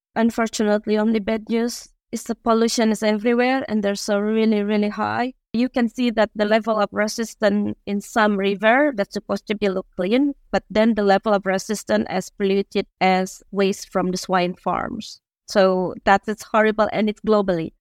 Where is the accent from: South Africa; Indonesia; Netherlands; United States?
Indonesia; moved away as an adult; also born or lived in Finland; I'm Indonesian